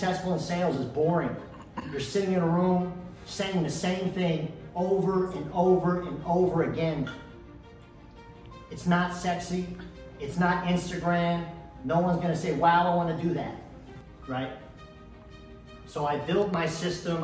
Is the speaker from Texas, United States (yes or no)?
yes; Dallas, Texas, United States; also born or lived in Istanbul, Turkey / Plano, Texas; I grew up here in Dallas